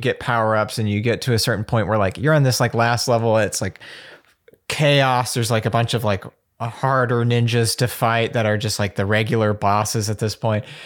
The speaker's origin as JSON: {"language": "English", "town": "Birmingham", "region": "Alabama", "country": "United States", "said": "I'm from Alabama, from Birmingham"}